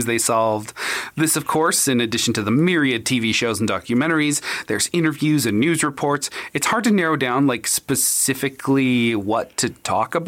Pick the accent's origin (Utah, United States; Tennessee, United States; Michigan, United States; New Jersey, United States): Utah, United States; we're from Utah